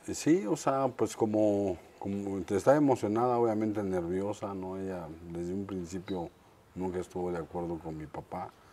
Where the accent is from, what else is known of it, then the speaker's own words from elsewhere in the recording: Mexico City, Mexico; also born or lived in Ensenada; Soy de la Ciudad de México, de la colonia, orgullosamente de la colonia Roma